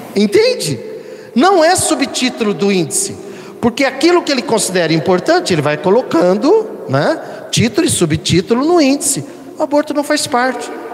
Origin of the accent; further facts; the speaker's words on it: São Paulo, Brazil; aqui do, do, do nosso estado, São Paulo.